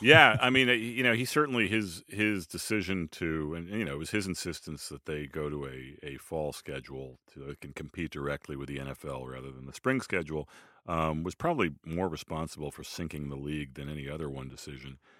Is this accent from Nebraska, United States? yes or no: no; Boston, Massachusetts, United States; as a Bostonian